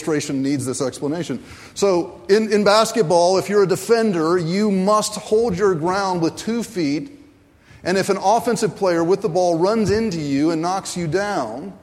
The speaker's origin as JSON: {"language": "English", "town": "Raleigh", "region": "North Carolina", "country": "United States", "tie": "born or raised there", "said": "I grew up in Raleigh, North Carolina"}